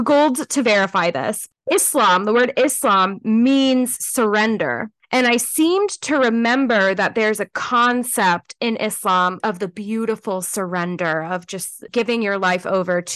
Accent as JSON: {"language": "English", "area": "Los Angeles County", "region": "Southern California", "country": "United States", "tie": "born or raised there", "moved": "yes"}